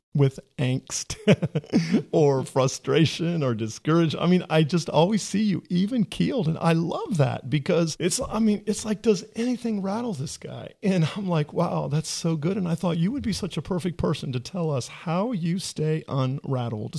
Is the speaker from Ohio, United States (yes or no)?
yes; Ohio, United States; I'm from Ohio